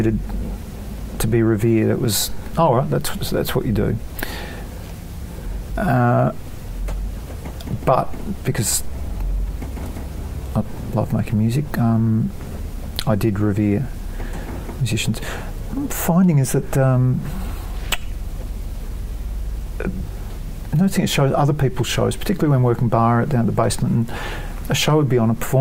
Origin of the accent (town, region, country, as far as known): Australia